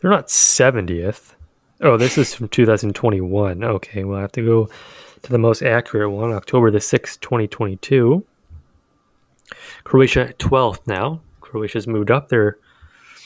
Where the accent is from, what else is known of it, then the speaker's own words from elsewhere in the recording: Canada; as a Canadian